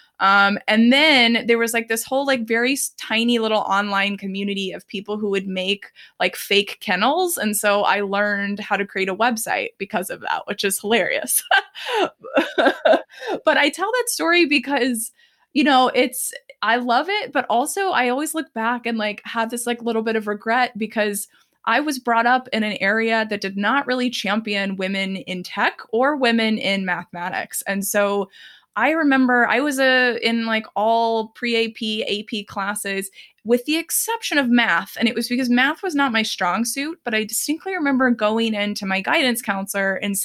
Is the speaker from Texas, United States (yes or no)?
yes; Dallas, Texas, United States; I grew up in Texas, specifically the Dallas area.